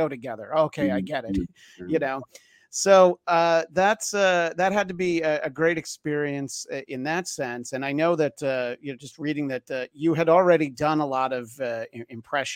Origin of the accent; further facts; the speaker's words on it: New York, United States; growing up in New York